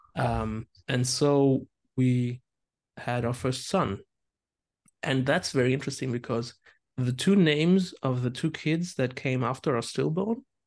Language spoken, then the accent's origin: English; hometown near Landau, Rhineland-Palatinate, Germany; Landau is just like twenty minutes drive from my hometown